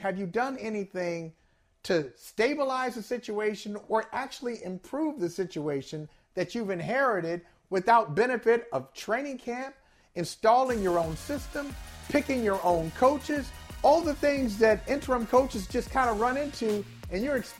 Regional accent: Cleveland, Ohio, United States; he was the head coach of my hometown team.

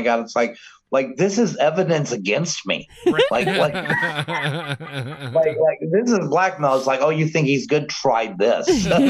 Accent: North Judson, Indiana, United States; I'm from North Judson, Indiana, and we have the Mint Festival, and even the streets have like mint green lines instead of yellow.

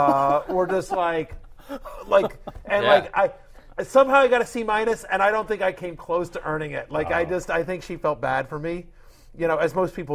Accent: Texas, United States; I grew up in Texas

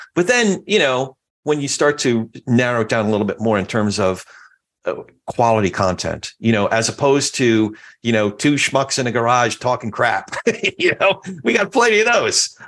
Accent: New Jersey, United States; moved away; also born or lived in New York; my home state after we lived in New York and moved to Jersey when I was a, a little boy

